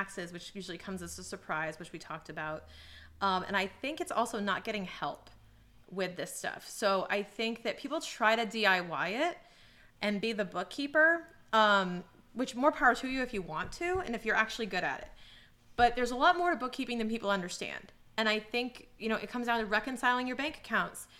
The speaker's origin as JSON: {"language": "English", "town": "Boston", "region": "Massachusetts", "country": "United States", "said": "as a Bostonian"}